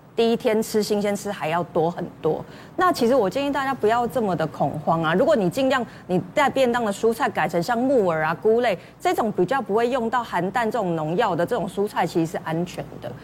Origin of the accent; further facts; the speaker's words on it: Taiwan; 其实台湾人可能真的是压力啊